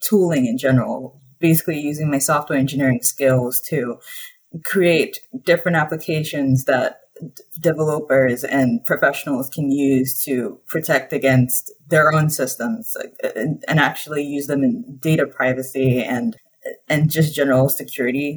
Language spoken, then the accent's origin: English; Nigeria; moved away as an adult; now in Urbana-Champaign, United States; I grew up in Nigeria, but I'm American